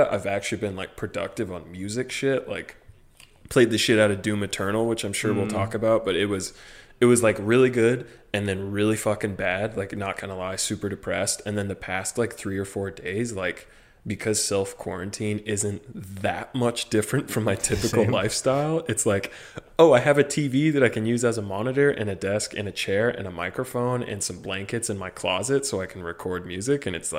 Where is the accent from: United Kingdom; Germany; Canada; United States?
United States; Midwest; Yeah, no. See, I'm from the real Midwest.